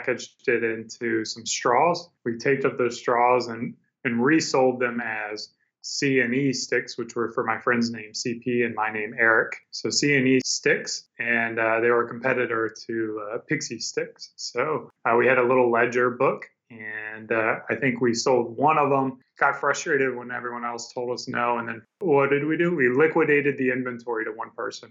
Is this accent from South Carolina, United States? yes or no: yes; South Carolina, United States; moved away as an adult; now in Austin, United States; right now I live down in Austin, Texas. But growing up, I grew up in South Carolina